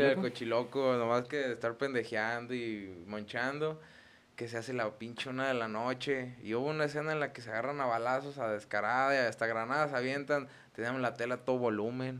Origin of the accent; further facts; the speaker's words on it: Los Reyes, Mexico; allá de donde somos, de, pues de los Reyes